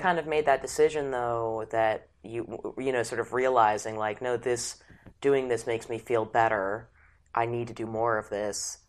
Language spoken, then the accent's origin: English; New York City, New York, United States; born or raised there